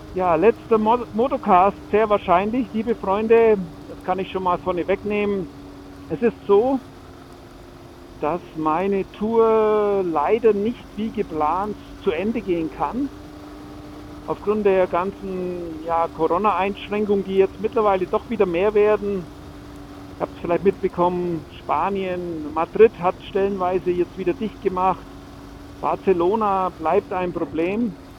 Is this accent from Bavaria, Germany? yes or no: yes; Franconia, Bavaria, Germany; zurück in meine Heimat, das schöne Frankenland